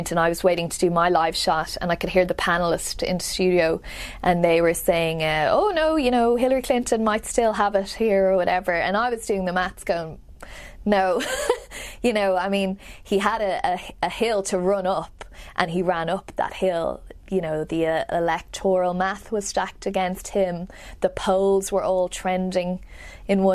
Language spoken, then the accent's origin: English; Dublin, Leinster, Ireland; moved away as an adult; now in United States; I grew up in Dublin, in the capital city, and just on the south side, the foothills of the Dublin Mountains